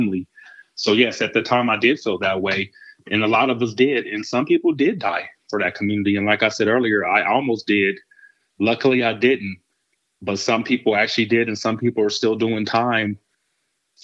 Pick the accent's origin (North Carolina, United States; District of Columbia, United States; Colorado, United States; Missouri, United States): Colorado, United States; Denver; when you come from a neighborhood like Northeast Park Hill